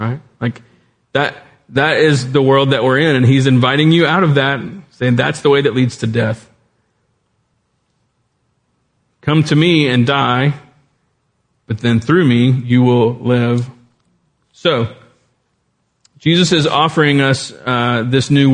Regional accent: South Louisiana, United States; I grew up in South Louisiana.

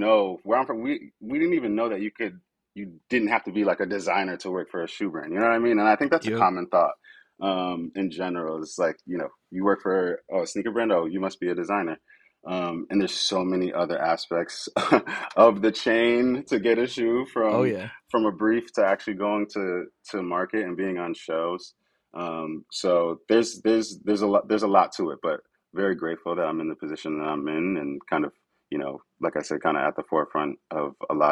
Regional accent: Connecticut, United States; moved away; I'm from Connecticut, back home in Connecticut.

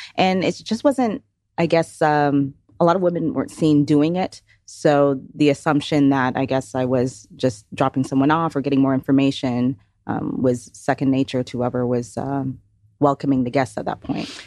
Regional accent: Toronto, Ontario, Canada; now in Georgia, United States; originally from Toronto, Ontario, moved to Georgia in nineteen ninety-nine

